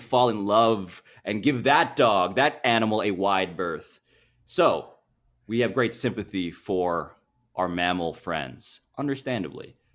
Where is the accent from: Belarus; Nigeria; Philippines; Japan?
Philippines; now in United States; As a Filipino